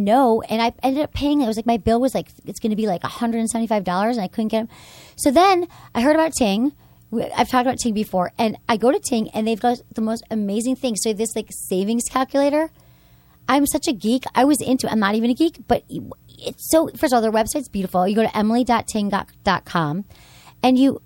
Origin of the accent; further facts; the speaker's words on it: Michigan, United States; moved away; I grew up in Michigan